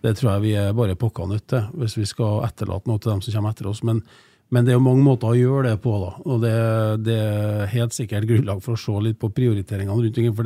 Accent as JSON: {"language": "Norwegian", "town": "Trondheim", "region": "Trøndelag", "country": "Norway", "tie": "born or raised there", "said": "Jeg er jo eier fra Trondheim, eller i hvert fall det som nå har blitt Trondheim, da, med Klæbu, der jeg har brukt mesteparten av oppveksten min"}